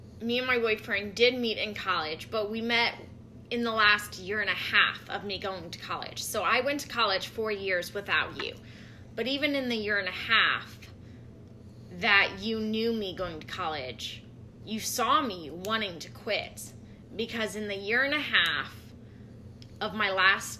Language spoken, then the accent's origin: English; St. Louis, Missouri, United States; I'm from St. Louis